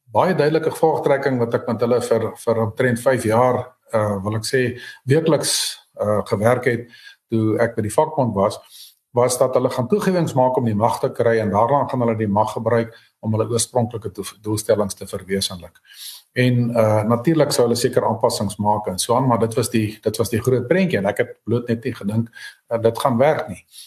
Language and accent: Afrikaans; South Africa; ons het Afrikaners hier geword, ons het nie as Afrikaners hier aangekom nie